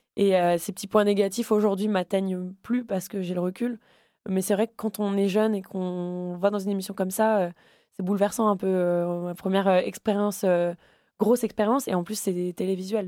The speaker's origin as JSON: {"language": "French", "town": "Le Havre", "region": "Normandy", "country": "France", "tie": "born or raised there", "moved": "as an adult", "lives_now": "Paris, France", "said": "j'ai grandi au Havre"}